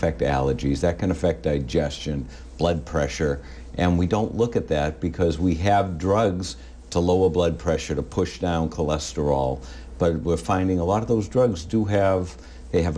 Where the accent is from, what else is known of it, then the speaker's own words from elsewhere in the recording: Winthrop, United States; I grew up in Winthrop